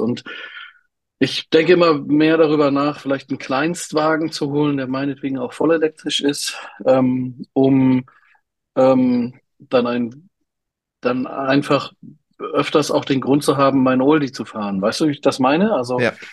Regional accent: Berlin, Germany; ich habe ja als Jugendlicher in Berlin gewohnt

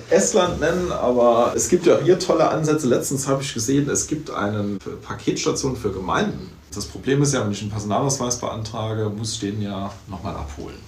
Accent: St. Wendel district, Saarland, Germany; Also ich komme aus dem Landkreis St. Wendel.

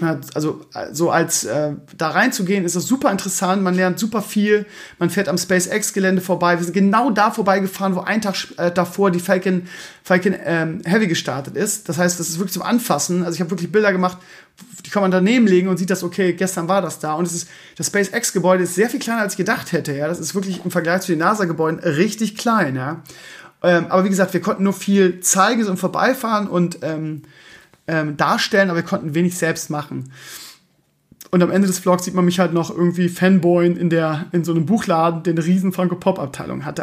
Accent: Germany; Bei uns in Deutschland

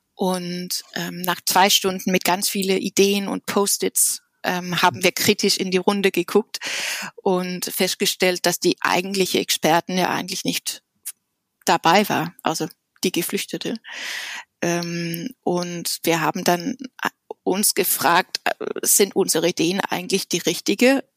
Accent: Denmark; German is a second language; moved away as an adult; also born or lived in Copenhagen, Denmark / Japan / United States; now in Berlin, Germany; Ich bin in Dänemark geboren und habe drei Jahre bei den Chaos-Piloten in Dänemark studiert

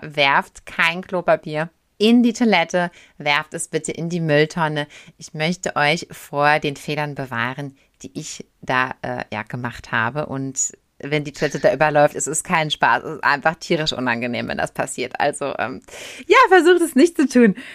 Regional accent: Germany; als Deutscher

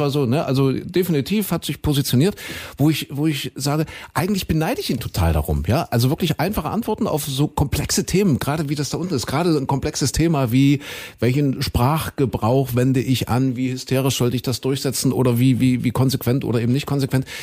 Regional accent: Saxony-Anhalt, Germany; Kuhköten, dort bin ich ja aufgewachsen in Sachsen-Anhalt

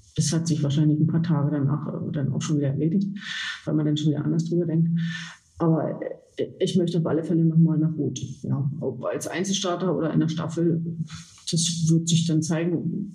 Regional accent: Osterburg, Saxony-Anhalt, Germany; ich komme aus Osterburg, äh, gehöre den äh, Triathlon Füchsen aus Osterburg

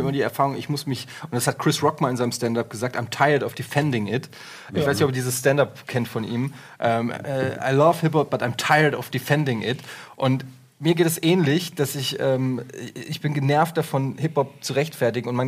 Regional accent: Frankfurt, Hesse, Germany; Ich bin äh, in Frankfurt geboren, was damals ähm, in den, äh, als ich so in das Alter kam, wo man so ernsthaft sich mit Musik beschäftigt

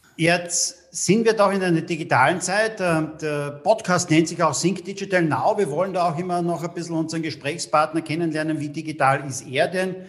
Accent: Austria; Bei uns in Österreich

